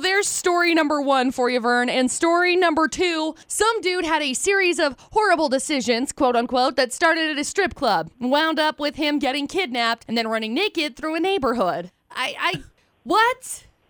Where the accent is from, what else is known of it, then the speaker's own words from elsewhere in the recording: Utah, United States; we're from Utah, born, raised